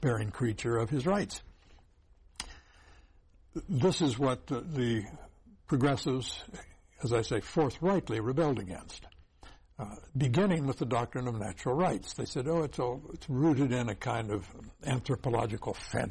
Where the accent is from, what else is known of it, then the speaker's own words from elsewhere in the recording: Champaign County, central Illinois, United States; I grew up in central Illinois